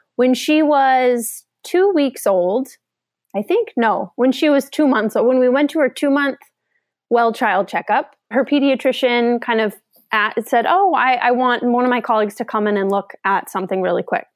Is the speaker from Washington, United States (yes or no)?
yes; Seattle, Washington, United States; I am from Seattle, kinda grew up in the area